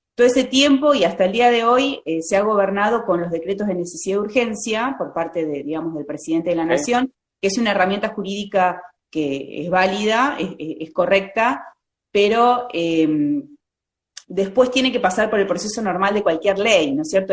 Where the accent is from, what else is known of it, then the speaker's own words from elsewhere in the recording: Vicente López, Buenos Aires Province, Argentina; Soy lo, que llamamos una porteña de ley, ¿no es cierto? Nací ahí en la ciudad de Buenos Aires. Okay. Eh, vivo en la provincia, toda mi vida viví en la provincia de Buenos Aires